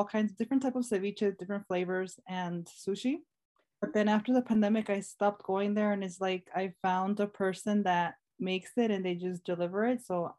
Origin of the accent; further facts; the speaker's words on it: Las Vegas, Nevada, United States; also born or lived in Torrance, California / Chicago; And then I did move to Chicago for like about 2 years. And then when I was 13, I moved here. So most of my childhood, yeah, I grew up in Las Vegas.